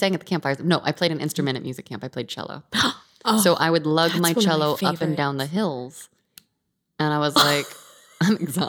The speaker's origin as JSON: {"language": "English", "town": "Visalia", "region": "California", "country": "United States", "tie": "born or raised there", "said": "I grew up without cable. Grew up on a farm."}